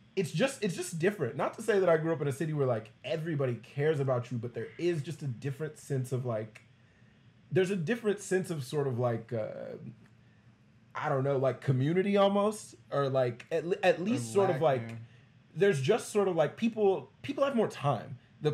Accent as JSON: {"language": "English", "region": "Texas", "country": "United States", "tie": "born or raised there", "said": "like I'm from Texas."}